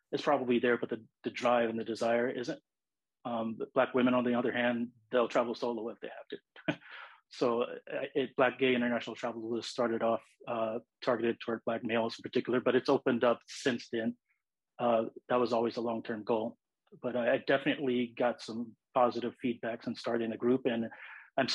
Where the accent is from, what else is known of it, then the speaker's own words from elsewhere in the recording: Los Angeles, California, United States; I was born and raised in Los Angeles. It's my home.